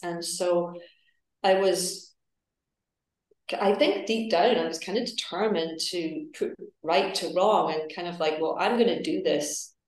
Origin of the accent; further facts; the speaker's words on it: Edinburgh, Scotland, United Kingdom; moved away; also born or lived in New York; i am originally from edinburgh uh, in scotland